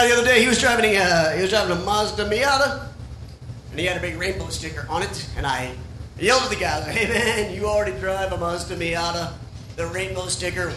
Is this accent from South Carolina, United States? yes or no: yes; Sumter, South Carolina, United States; my hometown of Sumter, South Carolina